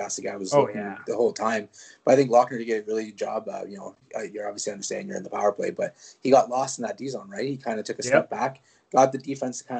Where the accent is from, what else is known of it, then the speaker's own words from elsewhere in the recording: Canada; first language French; English is a second language; I'm a French Canadian. So before anyone gets offended, my first language was French. I am a French Canadian.